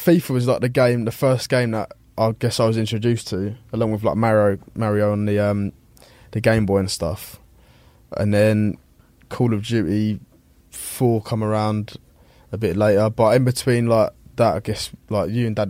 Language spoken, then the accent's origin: English; Denham, South East England, United Kingdom; I grew up like just outside of Uxbridge in like a little place called Denham